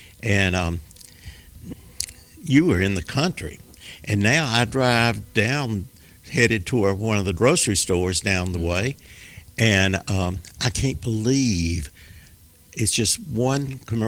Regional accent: Memphis, Tennessee, United States; moved away as an adult; also born or lived in Nashville, Tennessee; now in Rutherford County, United States; Originally, I was from Memphis, Tennessee. I was born there and lived there pretty near all my life. I went to school in Nashville and fell in love with Middle Tennessee.

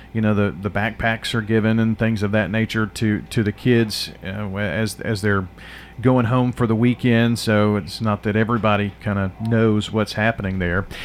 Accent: Murfreesboro, Tennessee, United States; I'm originally from Murfreesboro. I've never, you know, been more than 20 miles outside uh, of, of Rutherford County in my entire life

